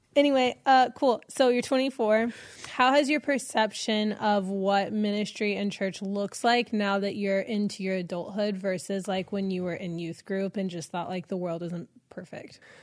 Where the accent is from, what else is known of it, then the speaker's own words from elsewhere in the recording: Texas, United States; moved away as an adult; now in Los Angeles, United States; I'm from Texas